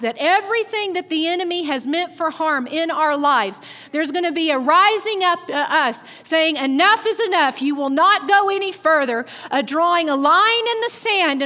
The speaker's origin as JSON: {"language": "English", "region": "Texas", "country": "United States", "accent": "Texas", "moved": "yes", "said": "I'm still from Texas"}